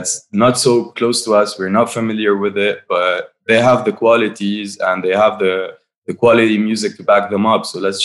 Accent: Byblos, Keserwan-Jbeil, Lebanon; moved away as an adult; now in Beirut, Lebanon; We're all from Byblos.

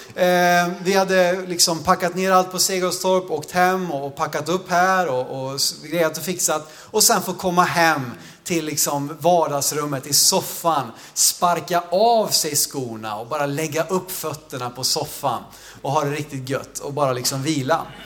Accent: Sweden; jag växte upp i Jo

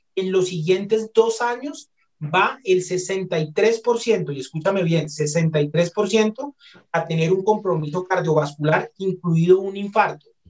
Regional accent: Colombia; also born or lived in Barcelona, Spain; Como buenos colombianos, invitamos a la pareja a comer

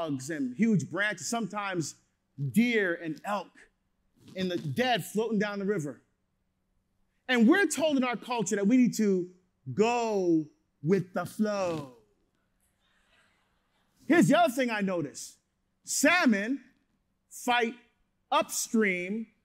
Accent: New Jersey, United States; now in Oregon, United States; grew up in Jersey.

